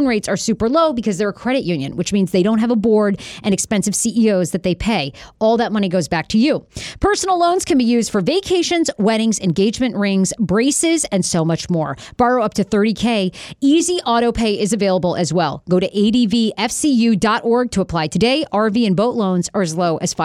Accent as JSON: {"language": "English", "region": "Maine", "country": "United States", "tie": "born or raised there", "said": "I grew up in Maine"}